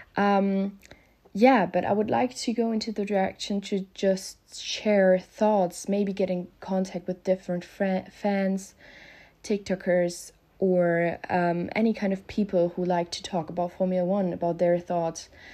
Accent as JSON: {"language": "English", "country": "Germany", "second_language": "English", "said": "I'm from Germany, so please excuse my grammar or pronunciation mistakes. I am not a native speaker"}